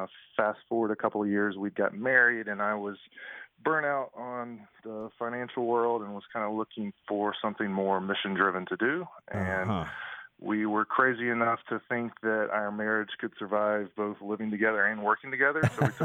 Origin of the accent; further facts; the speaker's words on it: Birmingham, Alabama, United States; moved away; So I was born and raised in Birmingham, Alabama. Did my schooling at the University of Alabama